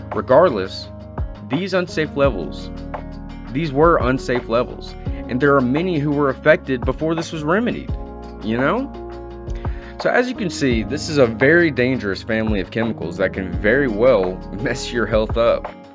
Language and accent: English; Tennessee, United States; my home state of Tennessee